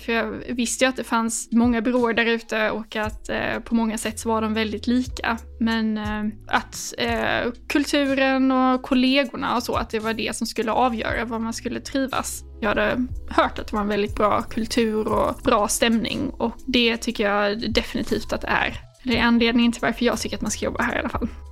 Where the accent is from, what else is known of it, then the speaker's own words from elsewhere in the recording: Lund, Skåne, Sweden; moved away as an adult; now in Stockholm, Sweden; jag är från eh, Skåne, från Lund närmare bestämt och har bott här uppe i Stockholm sedan 2019